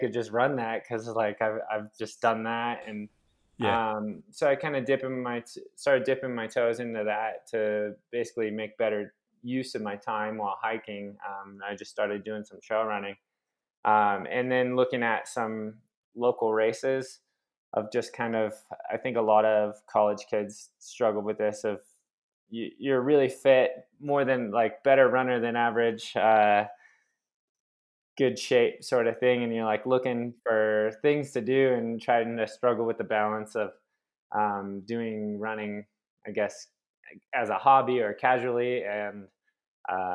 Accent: Phoenix, Arizona, United States; I'm from Phoenix, which is just a hot, dry place

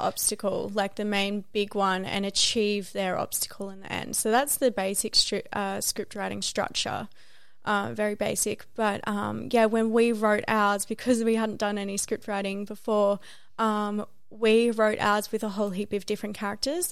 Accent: Australia

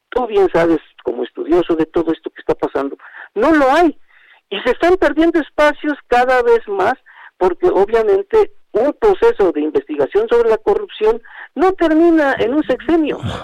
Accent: Mexico; ciudadano mexicano

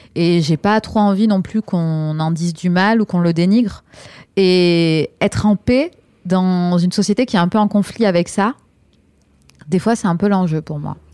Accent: France; moi, je suis née en France

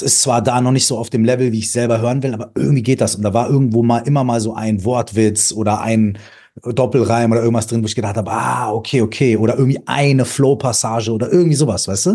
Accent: Minden, North Rhine-Westphalia, Germany; ich komme aus Minden

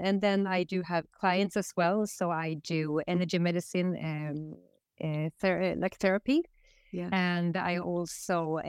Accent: Västerås, Västmanland, Sweden; English is a second language; here in Västerås. After 20 years being away from here, I did grow up here. I wasn't born here, but I grew up here

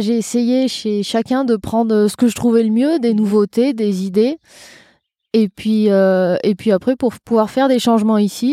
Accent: Vercors, Auvergne-Rhône-Alpes, France; also born or lived in Doubs; c'est la ferme de mon père. Je suis née sur le Vercors.

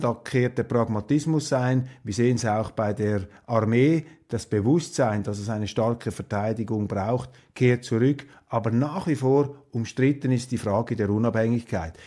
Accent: Kloten, Zurich, Switzerland; bei uns zu Hause in Kloten

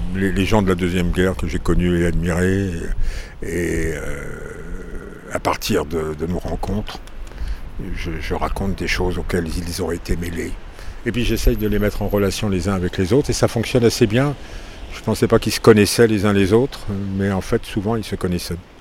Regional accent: Saint-Malo, Brittany, France; je suis né à Saint-Malo

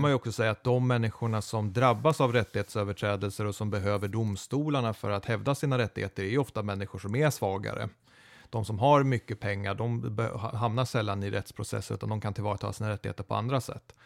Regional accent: Eskilstuna, Södermanland, Sweden; Jag är född i Eskilstuna

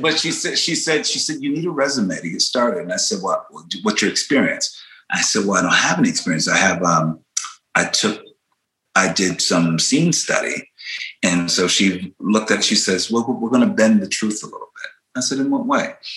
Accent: Philadelphia, Pennsylvania, United States; I grew up in Philly, West Philly, born and raised

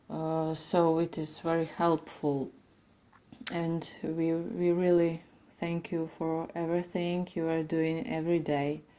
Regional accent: Ivano-Frankivsk, Ivano-Frankivsk Oblast, Ukraine; I'm 32. I am a violinist from Ivano Frankivsk, uh, Western Ukraine

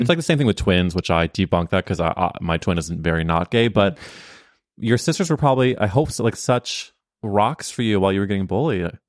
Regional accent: St. Louis, Missouri, United States; I'm from Saint Louis, Missouri

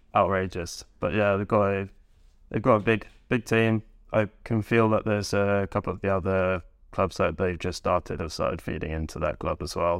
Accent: Northamptonshire / Bedfordshire, England, United Kingdom; also born or lived in Leighton Buzzard; now in Norway; I'm from Northamptonshire slash Bedfordshire

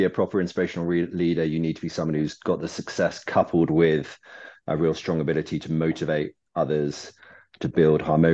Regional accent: Devon, South West England, United Kingdom; moved away as an adult; also born or lived in Surrey; now in London, United Kingdom; Then my parents moved over to Devon, so I kind of grew up in the country from ages seven through to 18

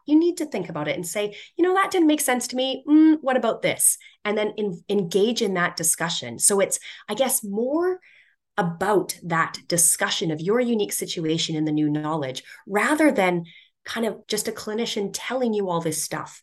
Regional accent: Edmonton, Alberta, Canada; I grew up in Edmonton in Canada, and our city is just known for boxed boring cookie cutter square buildings

